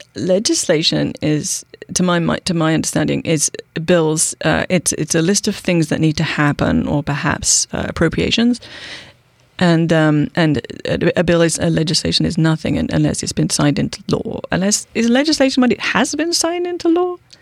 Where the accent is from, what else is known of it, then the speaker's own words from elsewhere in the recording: United Kingdom; accent: British; moved away as an adult; now in Bainbridge Island, United States; I'm British, okay? Um, I am. I've been here for twenty-one years. I can't shake the accent